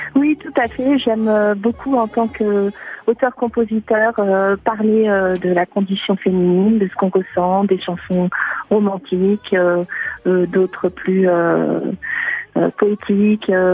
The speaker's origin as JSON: {"language": "French", "country": "France", "accent": "French", "said": "je reste avant tout française"}